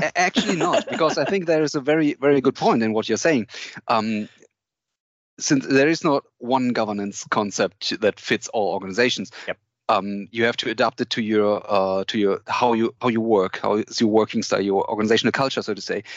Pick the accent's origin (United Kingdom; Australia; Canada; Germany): Germany; Cologne, North Rhine-Westphalia; I'm from from Germany, Cologne. I uh, live here